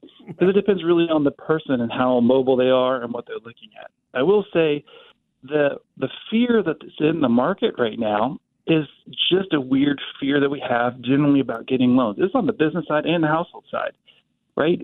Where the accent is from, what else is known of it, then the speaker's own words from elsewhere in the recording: Topeka, Kansas, United States; now in Wichita, United States; I grew up in Topeka